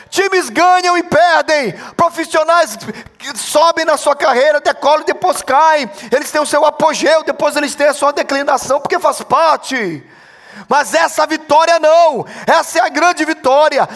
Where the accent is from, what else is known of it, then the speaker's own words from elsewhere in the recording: Brazil; como brasileiro